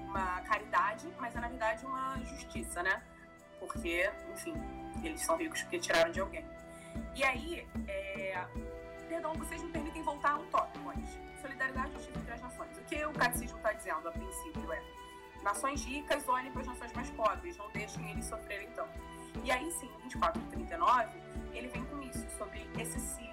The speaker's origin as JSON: {"language": "Portuguese", "country": "Brazil", "said": "a gente é brasileiro"}